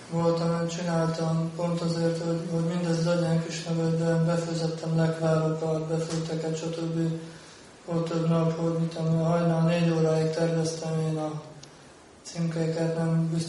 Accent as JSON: {"language": "Hungarian", "country": "Hungary", "said": "mi, mint magyar bakták"}